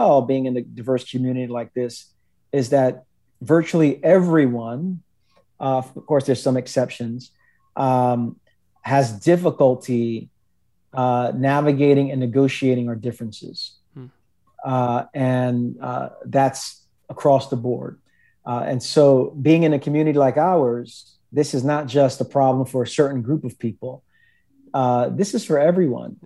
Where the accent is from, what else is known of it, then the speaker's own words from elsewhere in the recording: New York City, New York, United States; also born or lived in Queens, New York; born and raised in Brooklyn, New York.